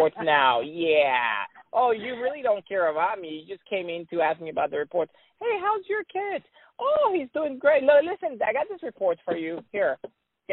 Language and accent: English; Puerto Rico; now in Detroit, United States; I am Puerto Rican